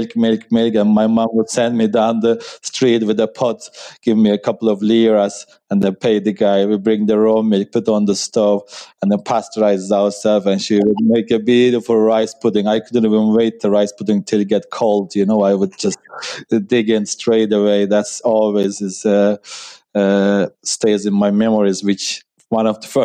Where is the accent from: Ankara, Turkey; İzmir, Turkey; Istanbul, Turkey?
Ankara, Turkey; moved away as an adult; also born or lived in Kuşadası, Turkey; now in Ireland; I'm from Turkey. And I was born and raised in the capital of Turkey called Ankara